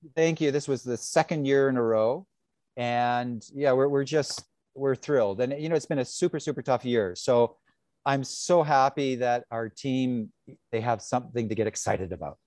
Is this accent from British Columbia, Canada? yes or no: yes; British Columbia, Canada; now in Bali, Indonesia; I'm from British Columbia